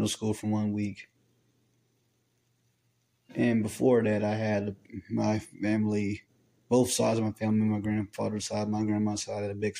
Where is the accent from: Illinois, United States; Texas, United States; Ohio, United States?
Texas, United States; Dallas; I was born in April 25th, 2003 in Dallas, Texas